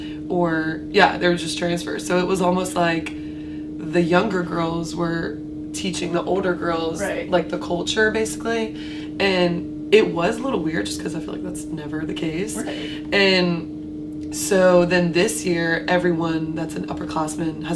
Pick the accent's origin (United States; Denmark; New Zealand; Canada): United States; Wilmington, North Carolina; moved away as an adult; now in Greenville, United States; I'm actually from Wilmington